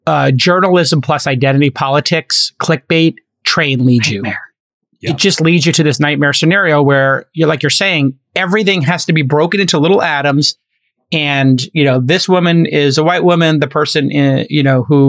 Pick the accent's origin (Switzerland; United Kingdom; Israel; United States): United States; New York City, New York; moved away; also born or lived in Los Angeles; I'm Irish and I'm a writer. And I came from Brooklyn where people just break each other's chops.